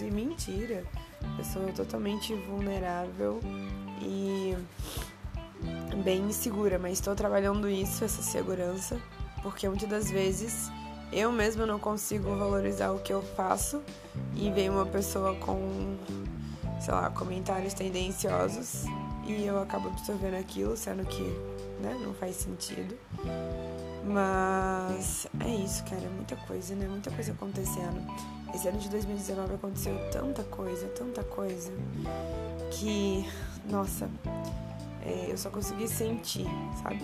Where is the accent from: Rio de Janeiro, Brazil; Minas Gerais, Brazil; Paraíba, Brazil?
Rio de Janeiro, Brazil; Valença; eu sou de Valença, que não é Vassouras. Valença é uma cidade que fica no interior do estado do Rio de Janeiro